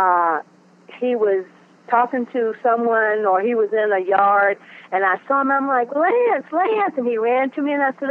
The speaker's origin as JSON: {"language": "English", "region": "North Carolina", "country": "United States", "moved": "yes", "lives_now": "Cleveland, United States", "said": "I'm not from Cleveland. I'm here. I live here, but I'm from the South, North Carolina."}